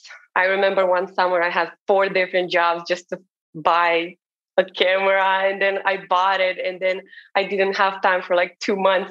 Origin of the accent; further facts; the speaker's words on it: Romania; moved away as an adult; now in Martha's Vineyard, United States; I'm originally from Romania, from a small town in Romania